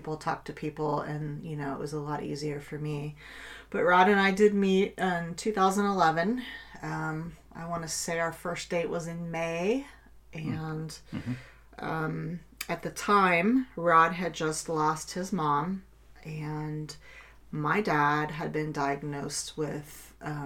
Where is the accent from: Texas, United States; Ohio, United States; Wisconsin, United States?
Ohio, United States; Kettering; I grew up in Kettering, Ohio. I've pretty much lived in this area all